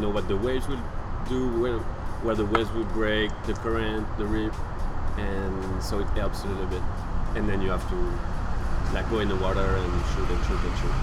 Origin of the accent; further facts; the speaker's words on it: Hauts-de-France, France; English is a second language; moved away as an adult; also born or lived in Biarritz, France; I'm from Nord France, like a city an hour from the ocean. Okay. In northwest of France